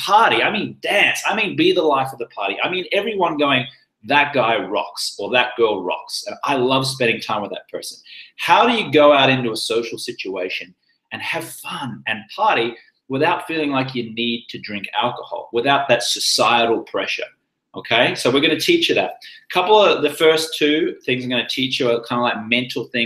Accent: Australia; moved away as an adult; also born or lived in London; now in Los Angeles, United States; I'm Australian, but I live in America

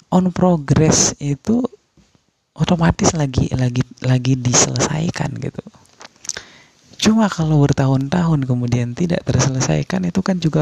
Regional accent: West Nusa Tenggara, Indonesia; kenalin dan saya dari Lombok.

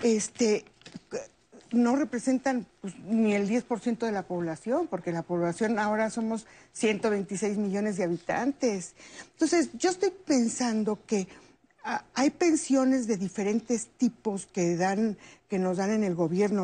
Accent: Mexico; yo me vengo a México

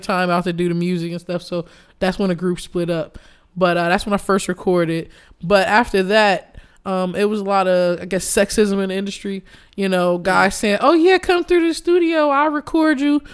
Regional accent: Chicago, Illinois, United States; Chicago. I was born and raised in Hyde Park

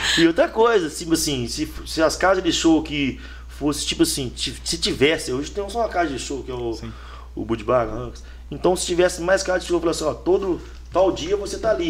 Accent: Brazil; eu moro em São Geraldo, mas fui criado no Pacheco

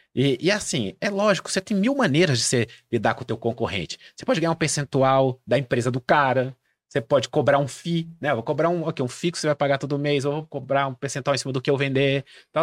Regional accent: Brazil; eu sou brasileiro, não sou um falante nativo de espanhol

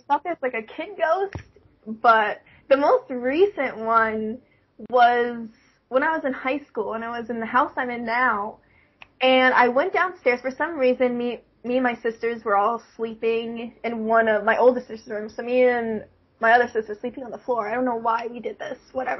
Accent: Virginia, United States; born there; because I was born in Virginia, we used to live in Virginia, and we lived in, like, a cul-de-sac, because my dad was in the Navy.

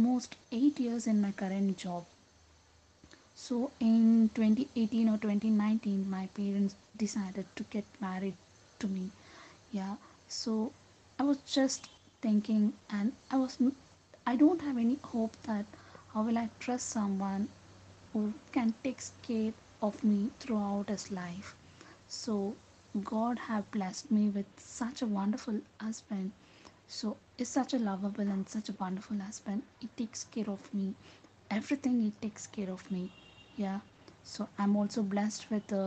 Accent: Bangalore, Karnataka, India; I'm from Bangalore

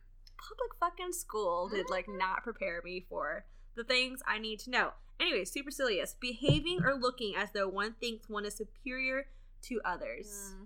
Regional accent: Texas, United States; I'm from Texas

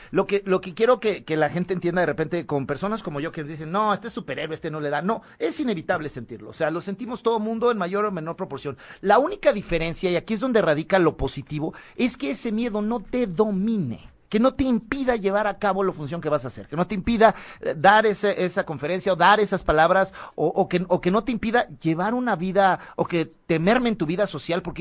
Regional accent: Mexico; Así somos los mexicanos, eso, eso.

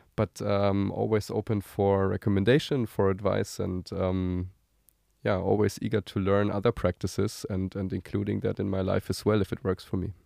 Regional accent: Germany; moved away as an adult; now in Tel Aviv, Israel; I'm originally uh, German. I'm currently living in Tel Aviv together with my uh, family.

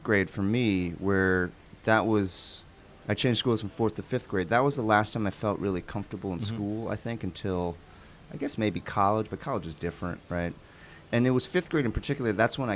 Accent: Cleveland, Ohio, United States; moved away; also born or lived in New York City / Toledo, Ohio; we moved from New York to Toledo, then we moved from Toledo to Cleveland. And even within Cleveland, I changed schools multiple times, from fourth to fifth grade, then to sixth grade, then again from eighth grade to ninth grade

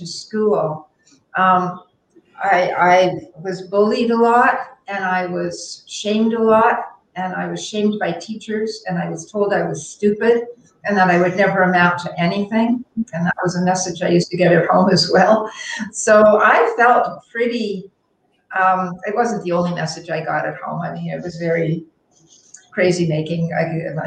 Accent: Toronto, Ontario, Canada; moved away as an adult; also born or lived in Montreal; I lived in Montreal, but I was from Toronto

